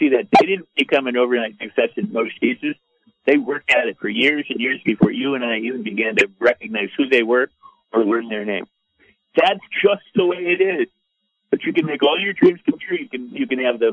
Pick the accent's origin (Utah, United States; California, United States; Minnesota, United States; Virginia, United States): California, United States; Los Angeles; I'm from Hollywood